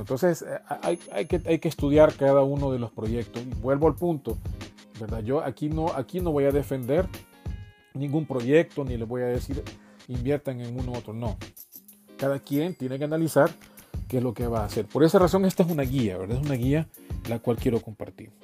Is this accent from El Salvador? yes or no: yes; El Salvador; en mi país, ¿verdad? Que es El Salvador